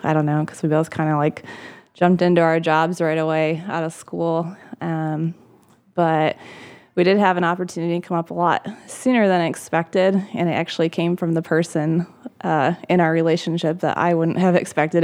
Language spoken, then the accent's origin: English; Michigan, United States; I'm from Michigan originally. I grew up in Michigan.